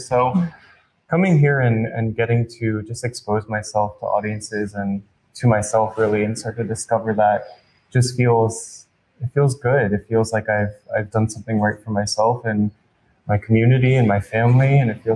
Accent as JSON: {"language": "English", "region": "New York", "country": "United States", "tie": "born or raised there", "moved": "as an adult", "said": "I grew up in New York"}